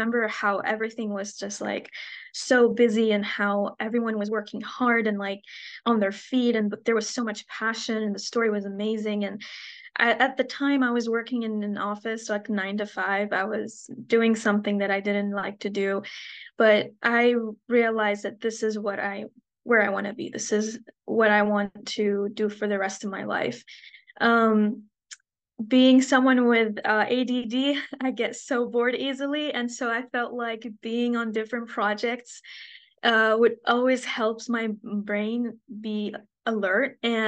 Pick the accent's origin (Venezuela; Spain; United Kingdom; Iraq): Iraq; Baghdad, Baghdad Governorate; born there; And as an Iraqi, I was born in Baghdad. That kind of never escaped me.